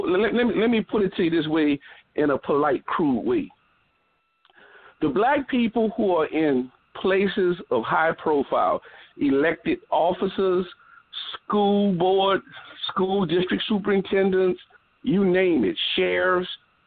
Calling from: New Orleans, Louisiana, United States; I'm calling from New Orleans

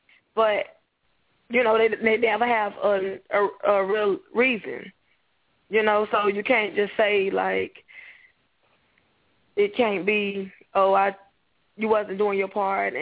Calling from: Jacksonville, Florida, United States; I'm calling from Jacksonville, Florida

